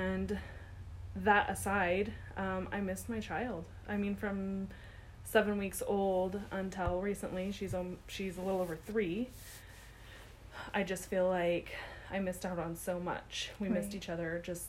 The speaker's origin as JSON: {"language": "English", "town": "Washington", "region": "District of Columbia", "country": "United States", "tie": "born there", "also_born_or_lived": "Virginia", "said": "My dad was in the military when I was born, so we lived over on the East Coast in Virginia. I was born in Washington, D.C. at the Walter Reed Army M"}